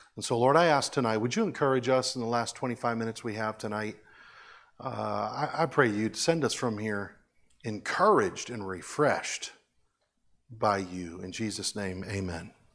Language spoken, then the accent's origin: English; United States; I'm so grateful to being American.